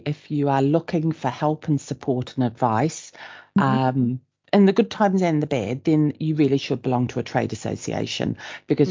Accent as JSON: {"language": "English", "country": "New Zealand", "tie": "born or raised there", "also_born_or_lived": "Germany", "moved": "as an adult", "lives_now": "North Yorkshire, United Kingdom", "said": "I am a New Zealander, in case my accent throws people, not from North Yorkshire"}